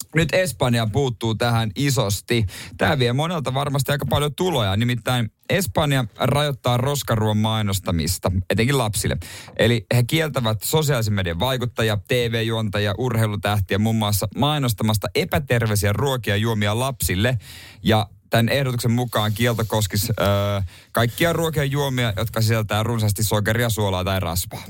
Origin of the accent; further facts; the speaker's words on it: South Ostrobothnia, Finland; moved away; mun synnyin seuduilla siellä Pohjanmaalla